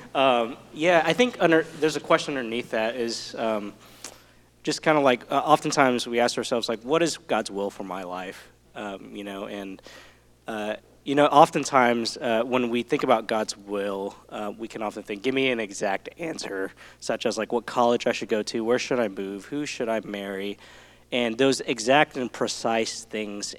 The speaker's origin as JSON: {"language": "English", "region": "Southeast Texas", "country": "United States", "tie": "born or raised there", "said": "I'm from Texas, uh, born in Southeast Texas"}